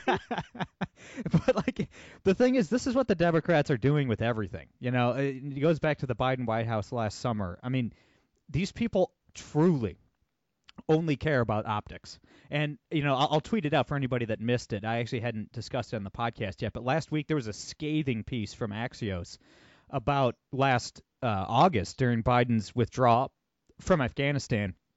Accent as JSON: {"language": "English", "town": "Toledo", "region": "Ohio", "country": "United States", "said": "I'm from Toledo, Ohio. It's an extremely blue area"}